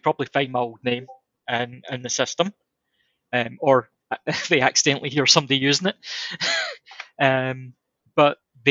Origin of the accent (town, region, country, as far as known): Scotland, United Kingdom